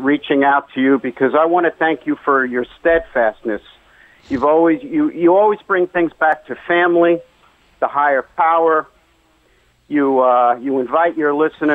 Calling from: Port Washington, New York, United States; moved away as an adult; I used to call from Port Washington, Long Island

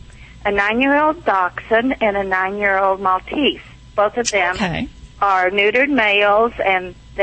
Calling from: Watkinsville, Georgia, United States; Watkinsville, Georgia.

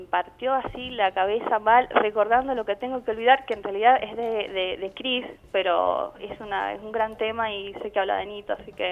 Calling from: San Juan, Argentina; de San Juan

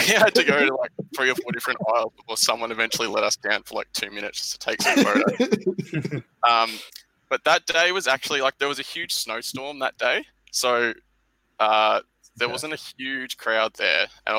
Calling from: Melbourne, Victoria, Australia; I'm part of the Melbourne Denver Stiffs community.

